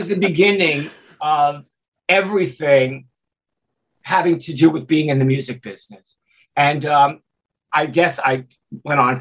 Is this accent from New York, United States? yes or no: yes; New York City, New York, United States; growing up in Brooklyn at 14 years old